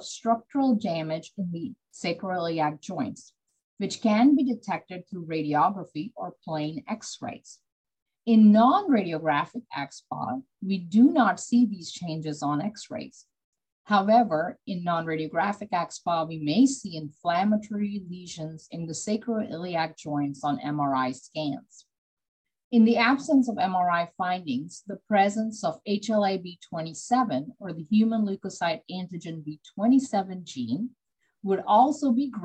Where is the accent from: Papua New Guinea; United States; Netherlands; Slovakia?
United States; Beaumont, Texas; a rheumatology specialist in Beaumont, Texas